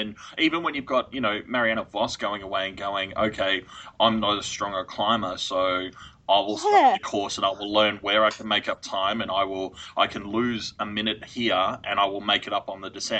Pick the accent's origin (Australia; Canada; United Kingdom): Australia; Yeah, I'm Australian.